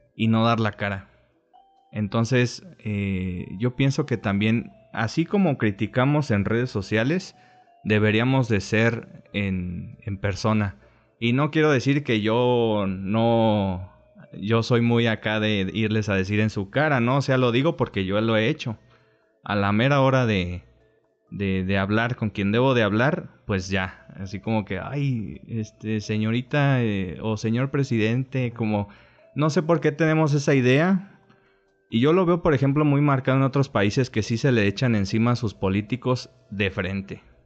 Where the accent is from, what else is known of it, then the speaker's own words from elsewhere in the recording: Mexico; todos somos aquí mexicanos